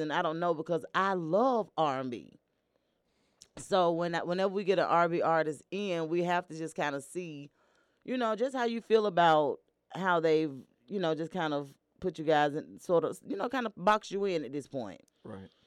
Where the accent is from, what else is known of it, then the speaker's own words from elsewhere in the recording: Atlanta, Georgia, United States; I'm actually from here from Atlanta, Georgia.